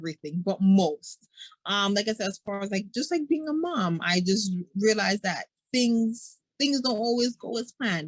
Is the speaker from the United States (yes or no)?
no; Jamaica; I'm Jamaican